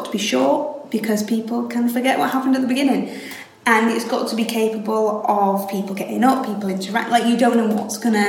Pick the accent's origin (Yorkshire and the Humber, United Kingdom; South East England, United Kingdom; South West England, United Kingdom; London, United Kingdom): Yorkshire and the Humber, United Kingdom; Hull; I'm born and raised here. You can tell from the voice.